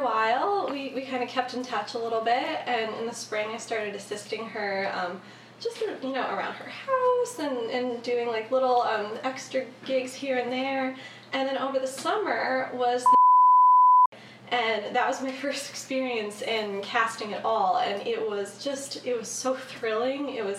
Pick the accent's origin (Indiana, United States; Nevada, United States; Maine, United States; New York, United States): New York, United States; Saugerties; I grew up in Saugerties. It's right around the Hudson Valley.